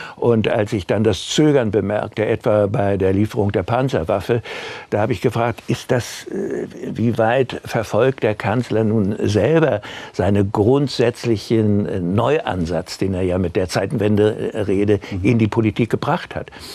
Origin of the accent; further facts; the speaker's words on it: Germany; wir Deutsche